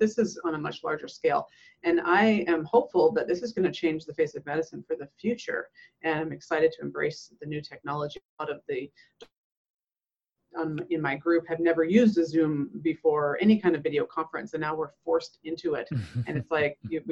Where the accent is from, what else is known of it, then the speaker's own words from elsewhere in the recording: western Canada, Alberta, Canada; moved away as an adult; also born or lived in Nova Scotia, Canada / British Columbia, Canada; now in United States; I'm Canadian. I was born in Nova Scotia, Canada, on the East Coast. But moved over to Alberta on the west side of the country when I was very young. So I would say I grew up on the west side of Canada in British Columbia and Alberta